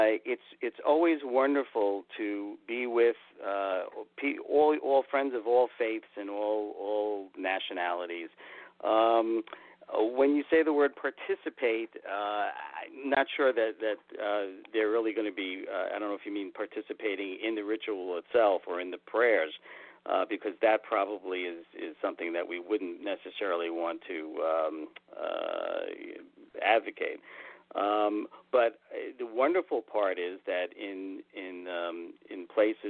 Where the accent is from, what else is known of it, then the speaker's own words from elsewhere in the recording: New York City, New York, United States; in Brooklyn growing up near the Verrazano Narrows Bay